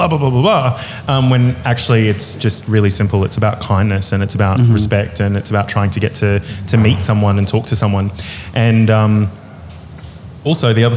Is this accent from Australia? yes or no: yes; Middlemount, Queensland, Australia; now in Brisbane, Australia; I'm originally from this tiny little town called Middlemount, mm-hmm. which is... sort of out near Emerald in central Queensland